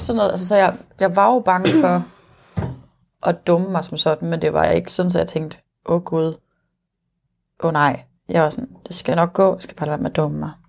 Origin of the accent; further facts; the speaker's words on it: Nykøbing Falster, Zealand, Denmark; now in Copenhagen, Denmark; jeg kommer fra Falster